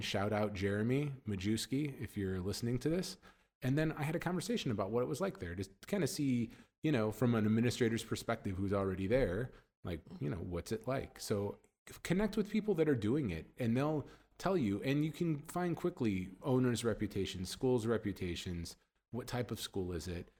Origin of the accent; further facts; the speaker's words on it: United States; moved away as an adult; now in Middle East; as an American